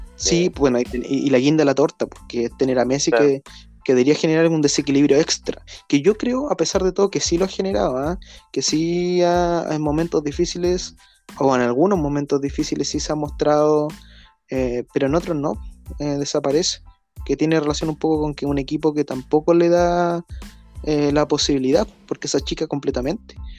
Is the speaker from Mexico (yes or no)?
no; Chile; somos chilenos